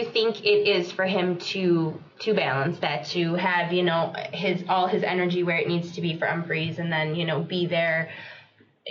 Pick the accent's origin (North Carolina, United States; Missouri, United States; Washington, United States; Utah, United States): North Carolina, United States; Jacksonville; I'm originally from Jacksonville, North Carolina.